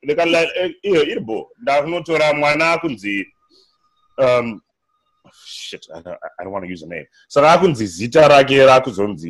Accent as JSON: {"language": "English", "country": "Zimbabwe", "second_language": "English", "said": "I got this at Harvard. I'm from Zimbabwe."}